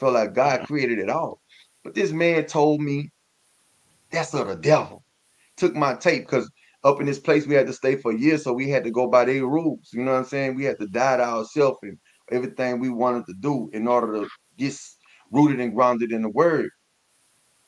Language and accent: English; Baton Rouge, Louisiana, United States; I'm from Baton Rouge, Louisiana